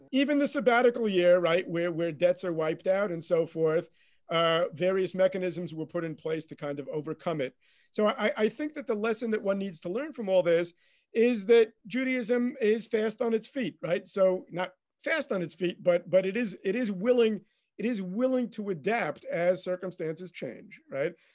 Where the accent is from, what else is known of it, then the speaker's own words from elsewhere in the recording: United States; moved away as an adult; now in Israel; I, I grew up in America